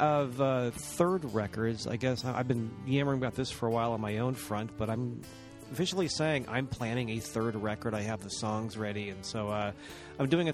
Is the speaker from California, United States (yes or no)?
yes; Watsonville, California, United States; we actually have plumbing in Watsonville now. It's very cool. I think we're ringing in power lines next week, too. But I rag about my hometown